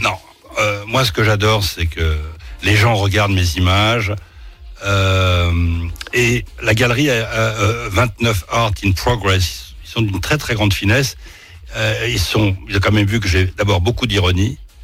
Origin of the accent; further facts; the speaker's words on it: Clichy-sous-Bois, Île-de-France, France; also born or lived in Paris; En étant né dans le sixième et en étant, euh, comment dire, euh, vécu à Clichy-sous-Bois, Montfermeil, je suis parisien.